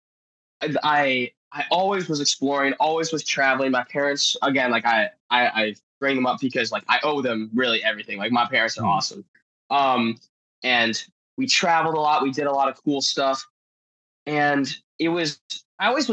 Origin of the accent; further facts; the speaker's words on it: Marco Island, Florida, United States; I'm from Marco Island, Florida, born and raised, one of the few that can say that.